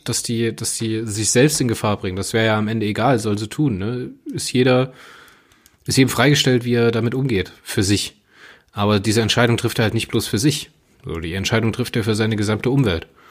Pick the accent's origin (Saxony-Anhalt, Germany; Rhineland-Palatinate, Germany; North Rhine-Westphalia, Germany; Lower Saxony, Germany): Rhineland-Palatinate, Germany; Hunsrück; bei uns im Hunsrück.